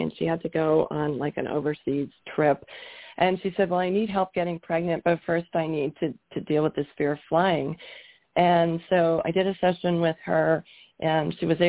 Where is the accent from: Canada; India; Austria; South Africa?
Canada; moved away as an adult; also born or lived in Toronto area, Canada / Georgia, United States; now in Colorado, United States; I'm from Canada. We were living in Canada at the time